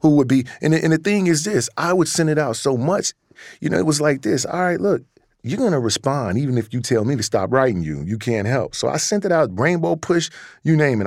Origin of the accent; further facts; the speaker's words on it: Chicago, Illinois, United States; also born or lived in Wisconsin; I was in Wisconsin, born and raised in Chicago